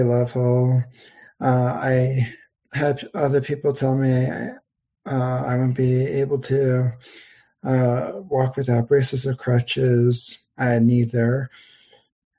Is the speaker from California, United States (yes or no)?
no; Pennsylvania, United States; I'm from Pennsylvania. I still live in Pennsylvania